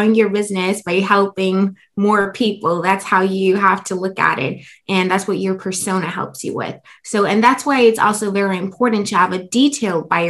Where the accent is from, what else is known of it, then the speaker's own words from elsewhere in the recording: Germany; moved away as an adult; now in United States; I come from Germany